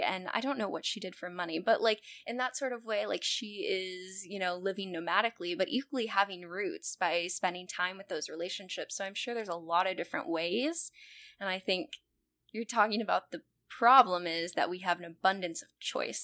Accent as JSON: {"language": "English", "region": "California", "country": "United States", "tie": "born or raised there", "moved": "yes", "lives_now": "Chicago, United States", "said": "I I grew up in California"}